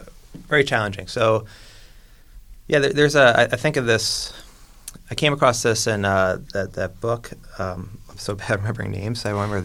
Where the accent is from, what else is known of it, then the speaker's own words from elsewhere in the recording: New York, United States; now in Chicago, United States; I'm from New York